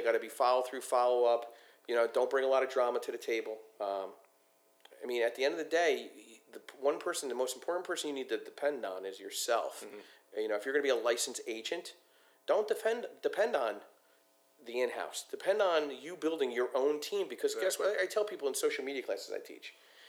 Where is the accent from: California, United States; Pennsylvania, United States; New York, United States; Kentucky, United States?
Pennsylvania, United States; Philadelphia; So I'm from Philadelphia, and I go to Atlantic City up through Brigantine